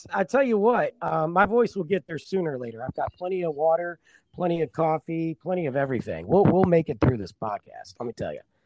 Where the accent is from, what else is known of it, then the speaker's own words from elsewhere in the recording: Michigan, United States; now in Texas, United States; I'm from Michigan uh, originally, and I've been in Texas about 11 years